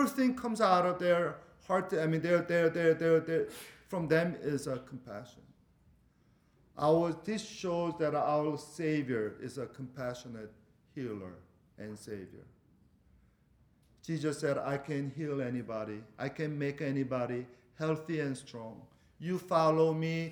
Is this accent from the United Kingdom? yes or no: no; Venezuela; moved away; I'm from Venezuela